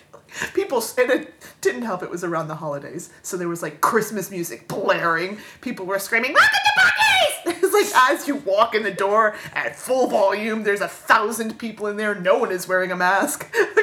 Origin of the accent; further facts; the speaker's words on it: Florida, United States; growing up in Florida, growing up in an area that's very heavily touristy